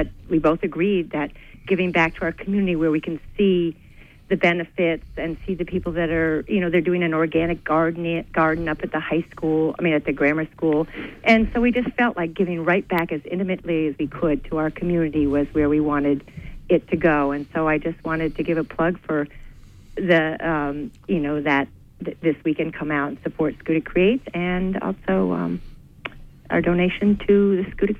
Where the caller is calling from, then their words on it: Gouldsboro, Maine, United States; I'm calling from Gouldsboro.